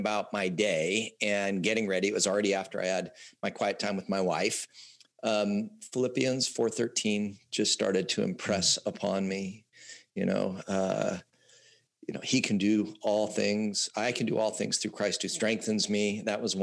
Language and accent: English; Southern California, United States; I grew up in Southern California, born in 1964